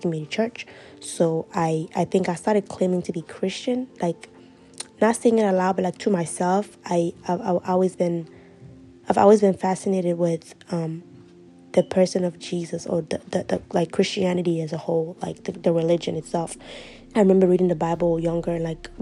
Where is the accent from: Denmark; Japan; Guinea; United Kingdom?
Guinea; also born or lived in Ivory Coast; now in Maryland, United States; I am from Guinea, West Africa. I was born in Ivory Coast, but I grew up in Guinea. I live in Maryland now, in the United States.